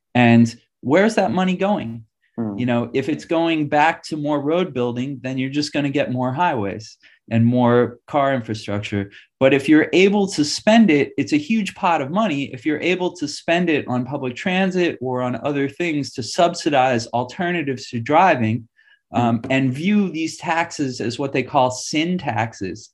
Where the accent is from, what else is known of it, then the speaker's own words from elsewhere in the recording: New York City, New York, United States; moved away; I grew up in New York City